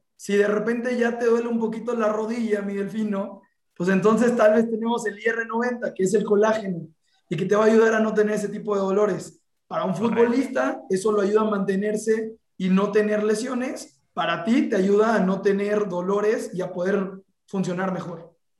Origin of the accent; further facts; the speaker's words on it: Veracruz, Mexico; soy de Veracruz